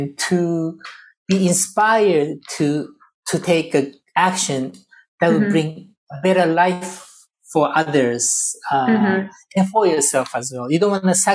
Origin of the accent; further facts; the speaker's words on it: Japan; also born or lived in Lebanon; now in United States; I was born in Japan. I lived in Lebanon. I live in the U.S.